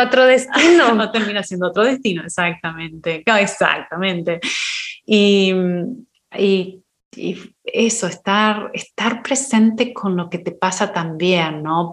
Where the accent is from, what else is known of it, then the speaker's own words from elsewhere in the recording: Argentina; moved away as an adult; now in United States; la primera vez que me fui de Argentina